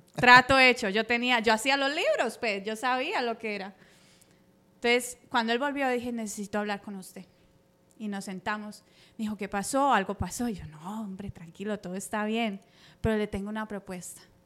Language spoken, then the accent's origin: Spanish; Cali, Valle del Cauca, Colombia; now in United States; llegué aquí muy joven eh, de Colombia